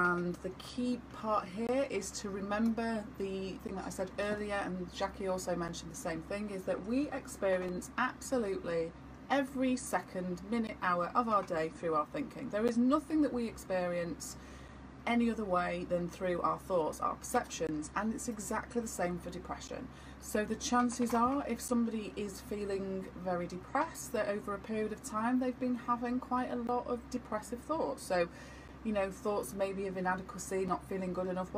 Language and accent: English; Manchester, North West England, United Kingdom; accent: Manchester; where is my accent from? Yours? Yeah, Manchester.